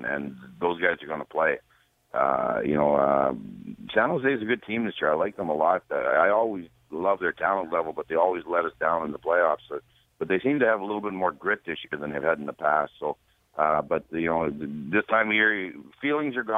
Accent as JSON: {"language": "English", "region": "Saskatchewan", "country": "Canada", "moved": "yes", "lives_now": "Florida, United States", "said": "I'm a Canadian, and my family are still in Saskatchewan."}